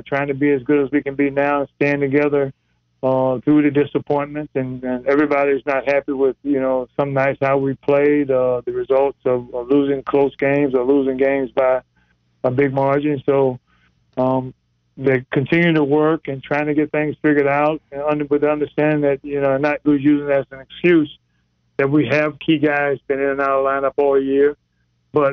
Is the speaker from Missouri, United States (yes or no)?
no; South Carolina, United States; now in Charlotte, United States; I'm from South Carolina originally